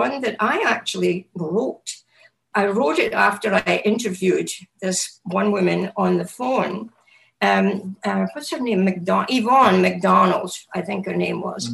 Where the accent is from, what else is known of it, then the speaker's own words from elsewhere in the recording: Scotland, United Kingdom; moved away as an adult; now in United States; I was born in Scotland and grew up there